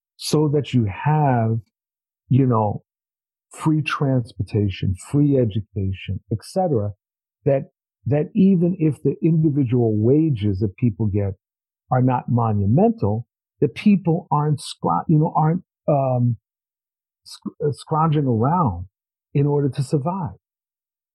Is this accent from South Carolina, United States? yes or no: no; New York, United States; I'm from New York